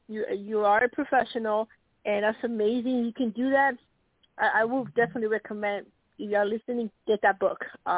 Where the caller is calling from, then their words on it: Nebraska, United States; from Nebraska